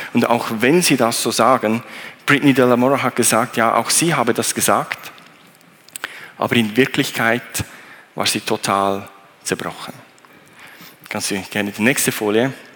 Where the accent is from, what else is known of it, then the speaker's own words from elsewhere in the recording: Thun, Bern, Switzerland; ich bin äh, in Thun aufgewachsen